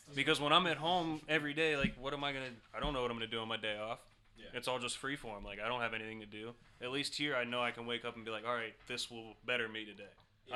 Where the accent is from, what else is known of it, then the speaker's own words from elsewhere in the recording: Ohio, United States; I'm from Ohio